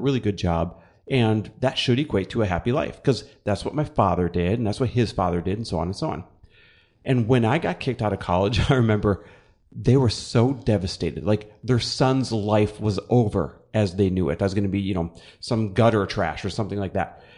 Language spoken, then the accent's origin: English; Midwest, United States; moved away as an adult; I'm Midwest born and raised